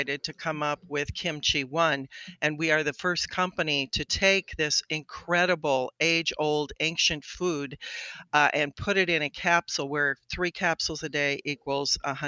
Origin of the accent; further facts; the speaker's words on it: Colorado, United States; moved away as an adult; also born or lived in Boston; I grew up in Colorado.